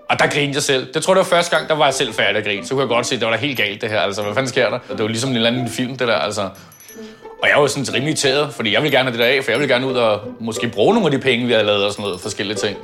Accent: Copenhagen, Capital Region of Denmark, Denmark; Født og opvokset på Østerbro.

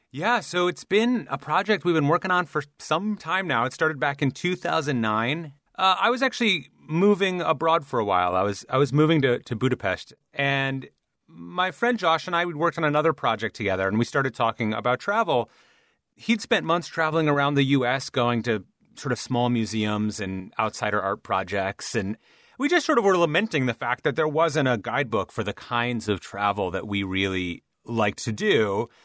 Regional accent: Midwest, United States; I'm from the Midwest, and Every year I'd go to the Minnesota State Fair

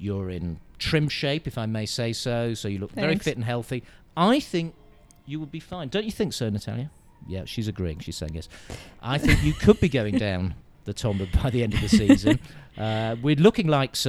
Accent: United Kingdom; I'm a Brit

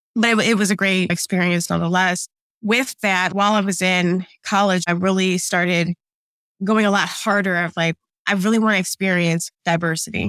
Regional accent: suburbs of Illinois, United States; moved away as an adult; also born or lived in New Jersey / New York; now in Atlanta, United States; I actually grew up in the Midwest, okay, as middle American as you can get, in the suburbs of Illinois

